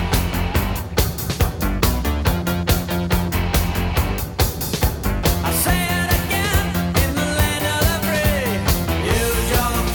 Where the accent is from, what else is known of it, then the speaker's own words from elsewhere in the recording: Brisbane, Queensland, Australia; we grew up in Brisbane